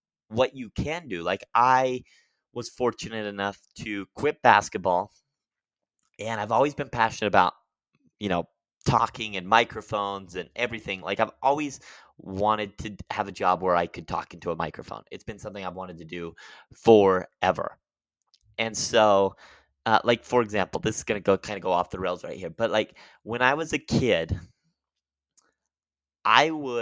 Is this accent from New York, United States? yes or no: no; Utah, United States; I grew up one in Utah